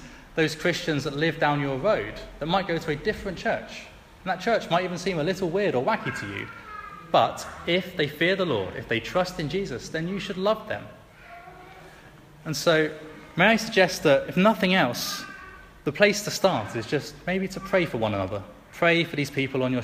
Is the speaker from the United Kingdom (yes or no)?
yes; England, United Kingdom; especially as an Englishman